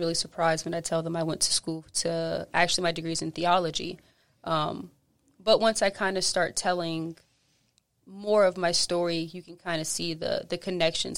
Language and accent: English; Charleston, South Carolina, United States; moved away as an adult; now in New Orleans, United States; I'm from Charleston, so just kinda like here, like New Orleans